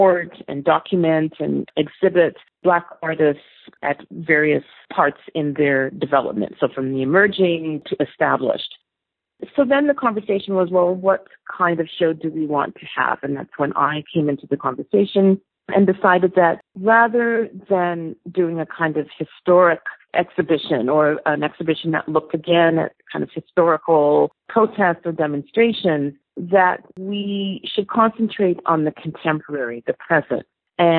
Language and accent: English; Toronto, Ontario, Canada; also born or lived in United Kingdom; I grew up in Toronto in the 70s